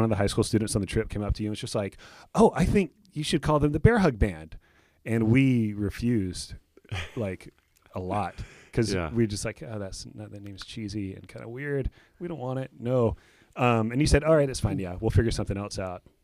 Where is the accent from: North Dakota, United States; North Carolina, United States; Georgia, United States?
Georgia, United States; moved away as an adult; also born or lived in Southern California; I was born on a cattle farm in Georgia